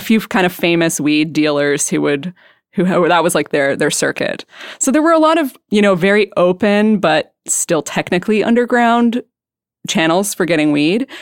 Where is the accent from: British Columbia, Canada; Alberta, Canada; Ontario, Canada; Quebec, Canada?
British Columbia, Canada; moved away as an adult; also born or lived in Vancouver; now in Portland, United States; I'm from British Columbia